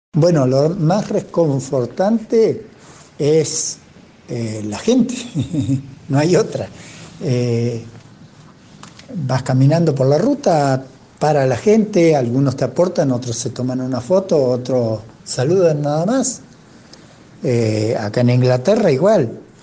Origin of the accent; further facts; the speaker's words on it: Trelew, Chubut, Argentina; soy oriundo de la ciudad de Trelew, provincia del Chubut